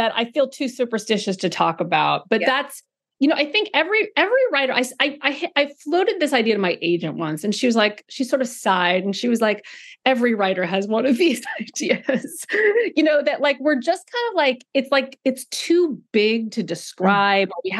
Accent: California, United States; moved away; I grew up in California

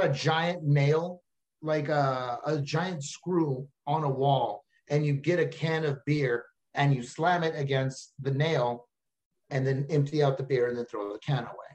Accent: Texas, United States; I'm from Texas

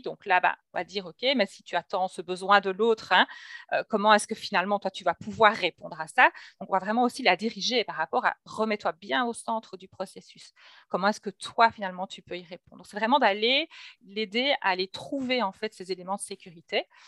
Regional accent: Belgium; je reçois donc en Belgique, hein, puisque je suis belge

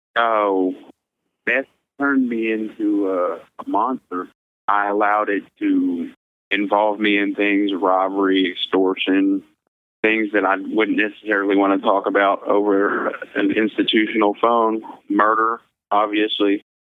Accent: Missouri, United States; also born or lived in Kansas; I am from Missouri, but I was born in Kansas

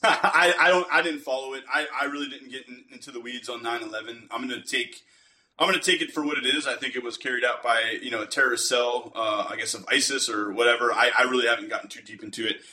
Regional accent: United States; being an American

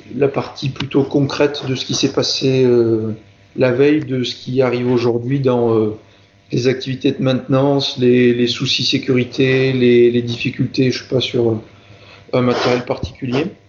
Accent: Marseille region, Provence-Alpes-Côte d'Azur, France; moved away as an adult; also born or lived in Grenoble / Civaux; je suis originaire de la région de Marseille

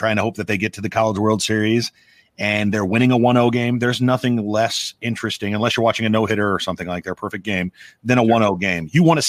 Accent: Omaha, Nebraska, United States; moved away; I live in Omaha, Nebraska. I'm from Omaha, Nebraska. I don't live there anymore.

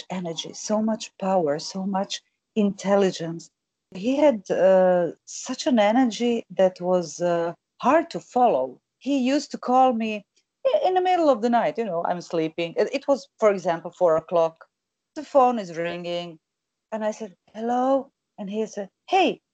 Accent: Zurich, Switzerland; English is a second language; moved away; also born or lived in Croatia; I grew up in Switzerland.

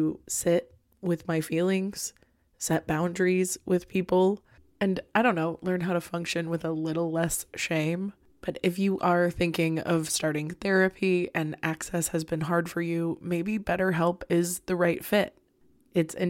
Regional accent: Florida, United States; now in Midwest, United States; I'm from Florida and now I'm in the Midwest

